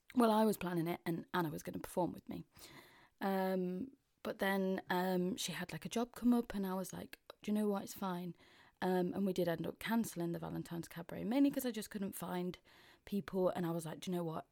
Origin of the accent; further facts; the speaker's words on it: Mansfield, East Midlands, United Kingdom; accent: Mansfield; moved away as an adult; now in London, United Kingdom; I'm sounding a bit more Mansfield 'cause I've been back up north